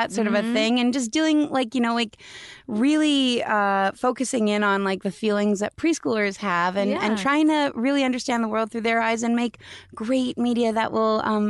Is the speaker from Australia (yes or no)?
no; Canada; We're both from